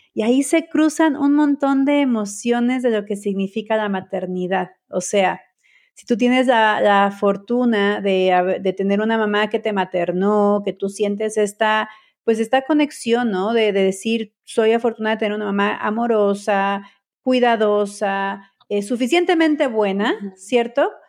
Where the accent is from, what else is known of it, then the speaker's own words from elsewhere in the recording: Mexico; yo soy mexicana